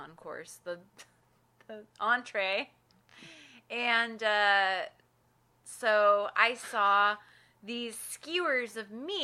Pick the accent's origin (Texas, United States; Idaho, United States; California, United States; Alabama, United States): Idaho, United States; now in St. Louis, United States; we're from Idaho